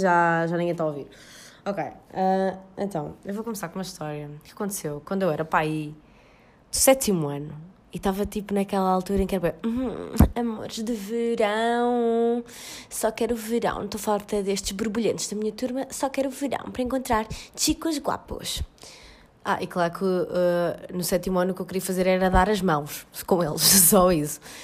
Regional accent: Portugal; eu ia voltar para o meu país de origem

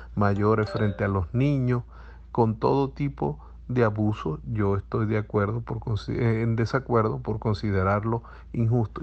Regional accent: Zulia, Venezuela; el producto de un hogar zuliano

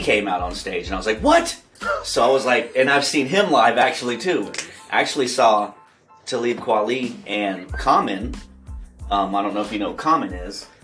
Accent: Mississippi, United States; I grew up in the South, um, in Mississippi.

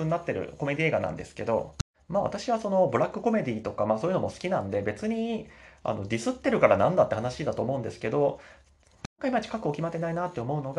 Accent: Kansai, Japan; now in Tokyo, Japan; 私も関西出身なんで前回は、まあ、埼玉中心とした関東近辺のご当地ネタって正直、まあ、東京に住んでも10年以上経つんですけど

